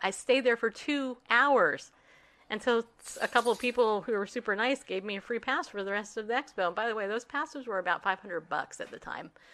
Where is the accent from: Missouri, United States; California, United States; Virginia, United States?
California, United States; also born or lived in New York; raised in California